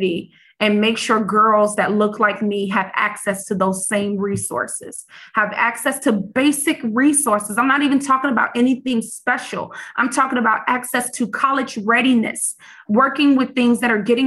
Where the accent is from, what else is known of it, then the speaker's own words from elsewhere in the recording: Chicago, Illinois, United States; I grew up in the South Side, on the South Side of Chicago.